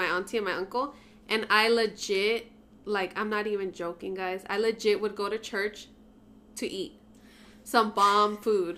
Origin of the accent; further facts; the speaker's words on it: San Francisco, California, United States; I grew up in San Francisco and with a single mom